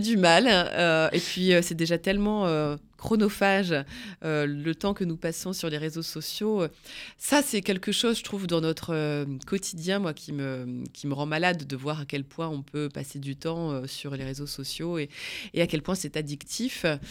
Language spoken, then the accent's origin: French; the North, Hauts-de-France, France; je viens d'une famille picarde, hein, je viens du Nord